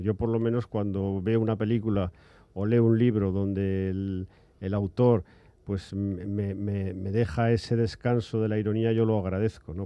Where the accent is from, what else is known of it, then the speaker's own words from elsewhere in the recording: Aragon, Spain; Yo también soy hijo de una tierra que yo soy aragonés